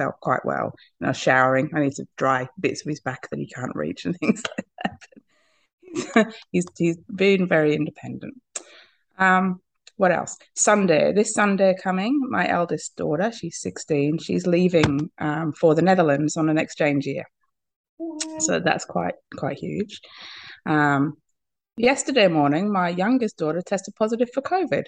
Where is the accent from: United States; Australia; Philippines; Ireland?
Australia; I am from Australia